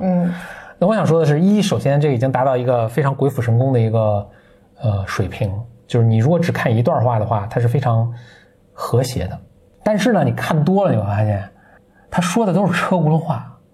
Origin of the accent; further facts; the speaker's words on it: Beijing, China; accent: Beijing dialect; 我在说北京话跟普通话的时候